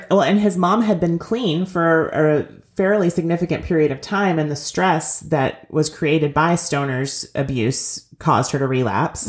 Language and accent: English; Kentucky, United States; I grew up in Kentucky, but not technically in Appalachia, not in coal mining country